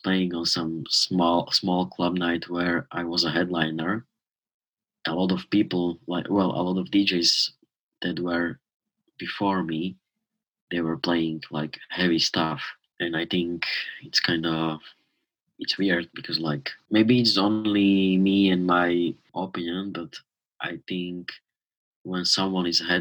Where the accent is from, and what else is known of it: Slovakia; born or raised there